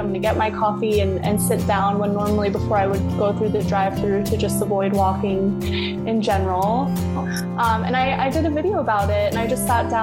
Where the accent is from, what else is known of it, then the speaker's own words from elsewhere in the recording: South Florida, United States; moved away as an adult; now in Tampa, United States; I grew up in South Florida